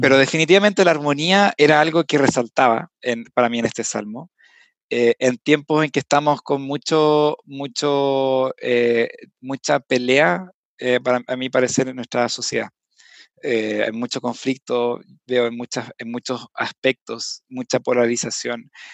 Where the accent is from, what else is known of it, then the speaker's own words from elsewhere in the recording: Viña del Mar, Valparaíso, Chile; moved away as an adult; now in Santiago, Chile; ambos somos de Viña